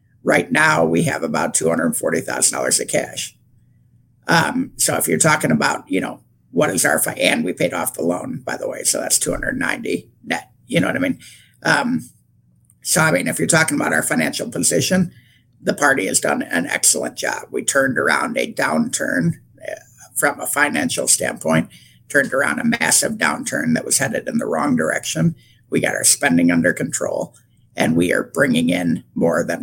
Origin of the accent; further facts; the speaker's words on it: Michigan, United States; I'm from Michigan